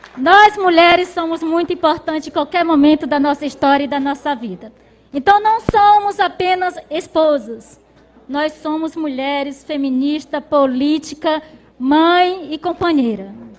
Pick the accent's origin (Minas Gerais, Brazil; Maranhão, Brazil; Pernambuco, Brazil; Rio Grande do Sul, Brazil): Maranhão, Brazil; Lago dos Rodrigues; sou de Lago dos Rodrigues, aqui do Maranhão, regional do Mearim